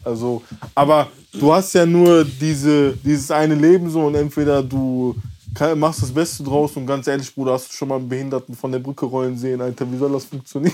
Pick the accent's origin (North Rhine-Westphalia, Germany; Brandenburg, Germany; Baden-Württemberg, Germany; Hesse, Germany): North Rhine-Westphalia, Germany; Mülheim an der Ruhr; ich bin in Mülheim an der Ruhr aufgewachsen